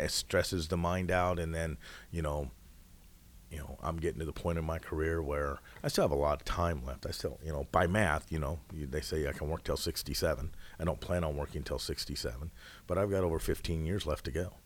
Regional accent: Coulee Dam, Washington, United States; moved away as an adult; also born or lived in Hawaii; now in Indiana, United States; We grew up in a town called Cooley Dam, Washington

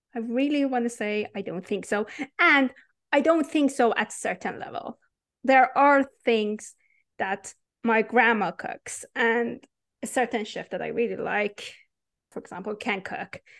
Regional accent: Iran; English is a second language; moved away as an adult; I was born and raised in Iran

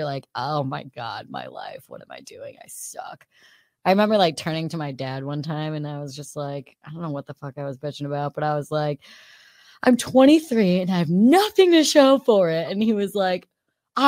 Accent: Queensbury, New York, United States; moved away as an adult; now in New York City, United States; the Queensbury where I grew up, we had one Jewish kid in our high school

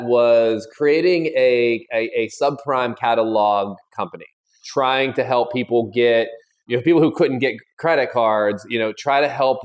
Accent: outside Pittsburgh, Western Pennsylvania, United States; moved away as an adult; I grew up about an hour and a half outside of Pittsburgh, lived there until I was in my late 20s

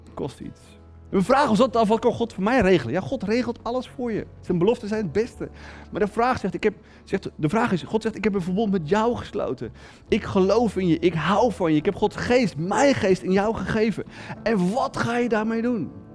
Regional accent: Netherlands; als Nederlander

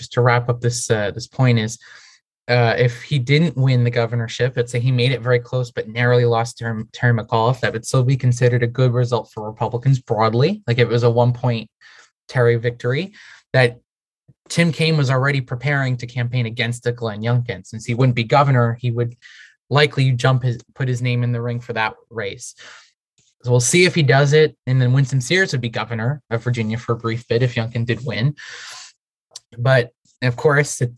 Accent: Portugal; now in United States; I grew up in Portugal

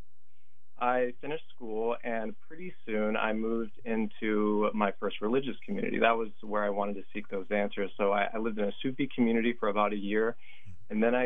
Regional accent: Green Swamp region of Florida, United States; I grew up in the Green Swamp region of Florida

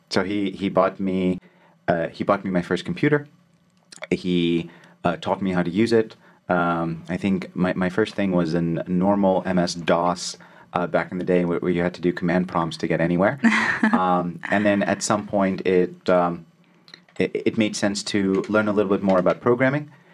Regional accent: Alexandria, Alexandria Governorate, Egypt; moved away; also born or lived in Cairo; So I was born in Cairo, but I grew up in Alexandria.

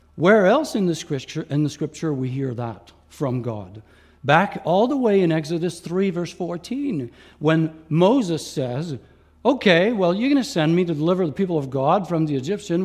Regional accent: Quebec, Canada; first language Franglish (French and English); also born or lived in Ontario; I was born in Ontario, but grew up in Quebec

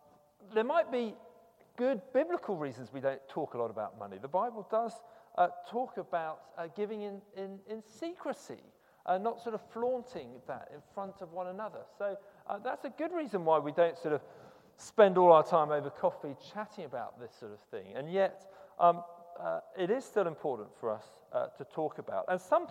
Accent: United Kingdom; there is a cultural thing about being British, I suppose, which you're not supposed to talk about money.

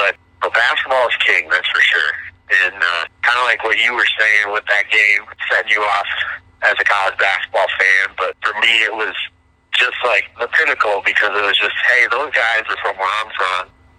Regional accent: Flint, Michigan, United States; moved away; also born or lived in Illinois; I'm from Flint, Michigan

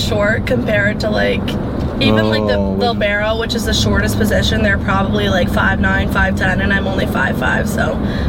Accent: Naples, Florida, United States; also born or lived in Auburn, Alabama; I'm from Florida, which is like the south

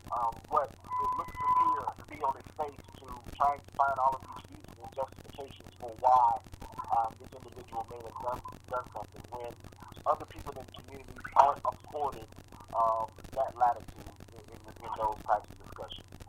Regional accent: Georgia, United States; also born or lived in South Carolina; I grew up in Georgia. I um my family from my family's from South Carolina, so I, I'm I'm well aware of the attitudes um, of, of, of my home state and the region in general.

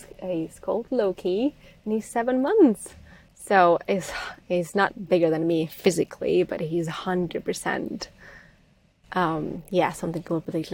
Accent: Czechia; moved away; I'm coming from Czech Republic or Czechoslovakia back then

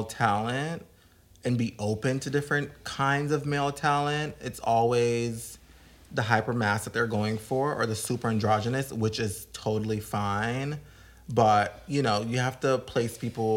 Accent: Jamaica; I'm also Jamaican

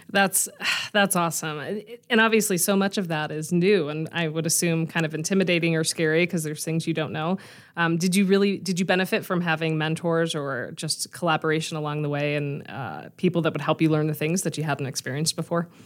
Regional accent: La Cañada Flintridge, California, United States; moved away as an adult; now in Denver, United States; I grew up right outside of Burbank in La Cañada, so the little town right between Glendale and Pasadena

